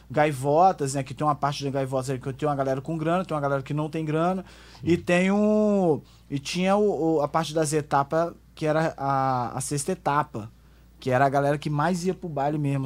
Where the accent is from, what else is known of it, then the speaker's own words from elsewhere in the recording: Garrido, Espírito Santo, Brazil; eu sou do Garrido